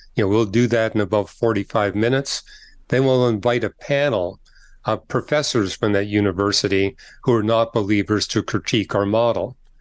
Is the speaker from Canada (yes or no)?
yes; Canada; I'm from Canada